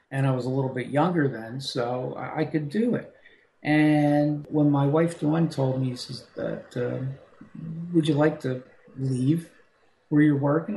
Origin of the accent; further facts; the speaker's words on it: New Brunswick, New Jersey, United States; I grew up in New Brunswick, New Jersey